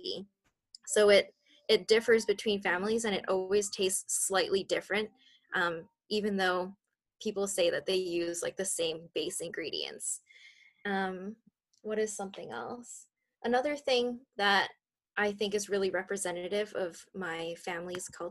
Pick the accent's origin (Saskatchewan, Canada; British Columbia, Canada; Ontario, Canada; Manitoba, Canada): British Columbia, Canada; Richmond; I was born and raised in Richmond, so I'm a local BC girl.